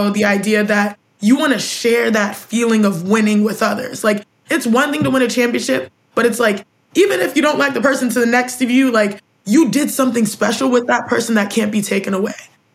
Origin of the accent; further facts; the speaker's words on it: Houston, Texas, United States; I'm in Texas, the northwest part of Houston, Texas